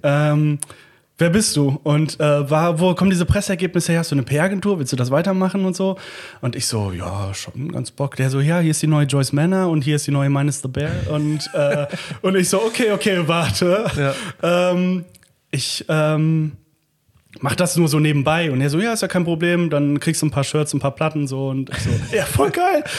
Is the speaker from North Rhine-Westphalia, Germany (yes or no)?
yes; Langenfeld, North Rhine-Westphalia, Germany; moved away as an adult; ich komme ja aus Langfeld, das ist ja Melle 2 quasi.